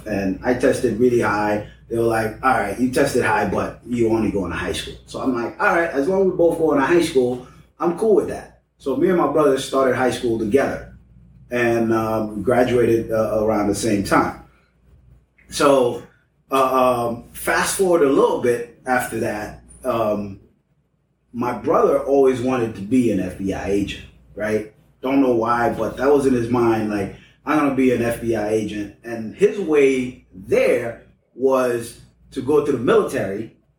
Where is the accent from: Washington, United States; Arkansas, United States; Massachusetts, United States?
Massachusetts, United States; Cambridge; The Boston bomber lived on the same street, literally on the same block that I grew up in Cambridge.